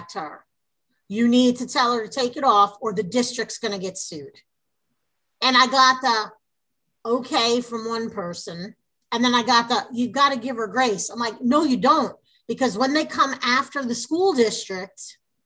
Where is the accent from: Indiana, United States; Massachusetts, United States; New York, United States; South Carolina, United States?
New York, United States; now in Texas, United States; we're from New York